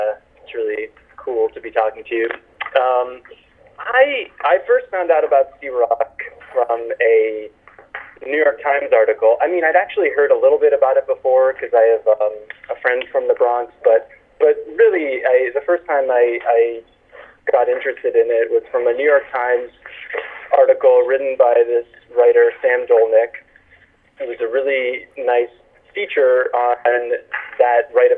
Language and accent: English; Canada; I'm Canadian